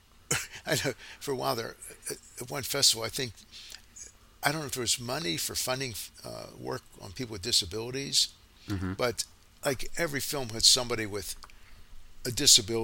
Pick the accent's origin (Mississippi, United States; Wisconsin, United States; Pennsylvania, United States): Pennsylvania, United States; Braddock; I'm from Pittsburgh